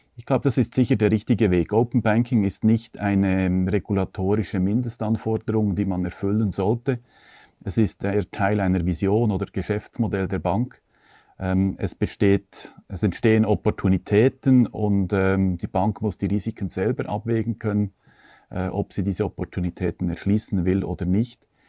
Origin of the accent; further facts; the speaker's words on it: Switzerland; bei uns in der Schweiz